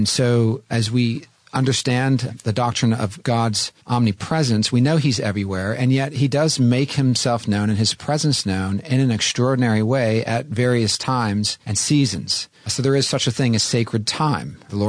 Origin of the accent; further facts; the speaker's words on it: California, United States; Of course, having grown up in California, there's something about coming back to my home state.